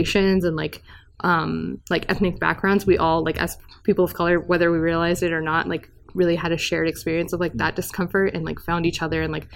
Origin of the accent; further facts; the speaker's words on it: California, United States; I was born in California